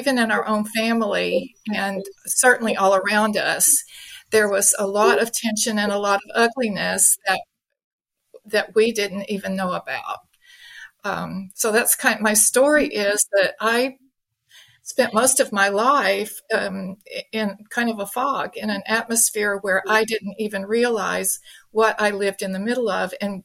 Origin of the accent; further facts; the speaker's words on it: Mississippi, United States; I'm an American. I grew up in the Deep South in Mississippi